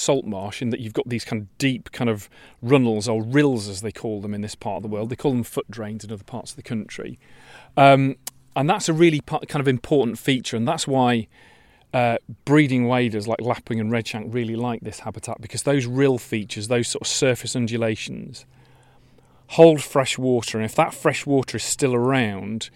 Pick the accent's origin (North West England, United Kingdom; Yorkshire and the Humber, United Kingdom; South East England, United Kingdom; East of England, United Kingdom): Yorkshire and the Humber, United Kingdom; now in Kent, United Kingdom; I come from Yorkshire, which is a bit more wobbly and kind of hilly